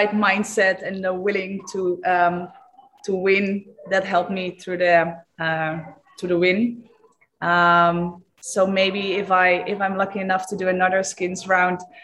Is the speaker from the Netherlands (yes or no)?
yes; Eindhoven, North Brabant, Netherlands; to Eindhoven, to my hometown